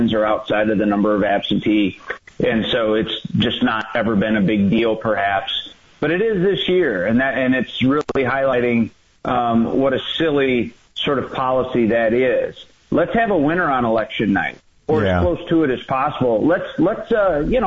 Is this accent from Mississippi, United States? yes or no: no; Michigan, United States; I grew up in Michigan